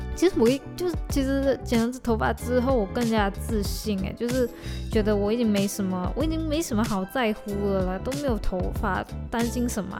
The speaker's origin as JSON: {"language": "Chinese", "country": "Malaysia", "said": "我们是身处在马来西亚"}